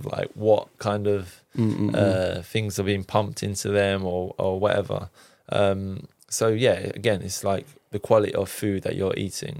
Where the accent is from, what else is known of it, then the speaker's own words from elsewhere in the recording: Cyprus; I'm like Turkish Cypriot, I'm from Cyprus, so like barbecues, all that kind of good stuff.